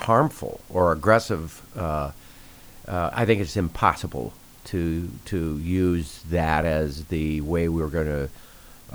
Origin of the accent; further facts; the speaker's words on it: South Dakota, United States; a guy growing up in South Dakota